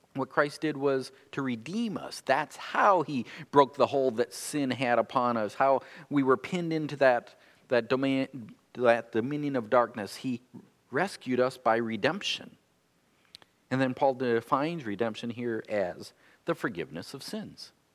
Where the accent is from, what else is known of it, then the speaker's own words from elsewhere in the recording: North Dakota, United States; now in Michigan, United States; I've lived more of my years here in Michigan than I lived in my home state of North Dakota, but I still feel like I'm a North Dakotan